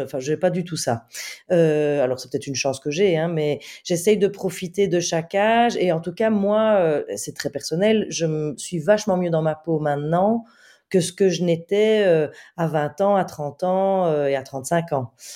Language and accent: French; Belgium; je suis belge, donc euh, euh, j'étais très loin de Paris